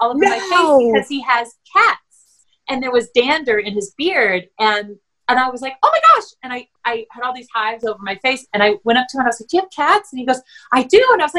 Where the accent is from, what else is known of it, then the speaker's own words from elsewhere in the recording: the South, United States; growing up, we grew up primarily in the South and, like, little suburbs